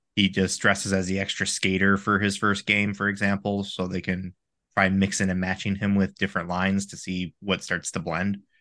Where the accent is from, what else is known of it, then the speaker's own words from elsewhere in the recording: Michigan, United States; I'm from Michigan, the state of college hockey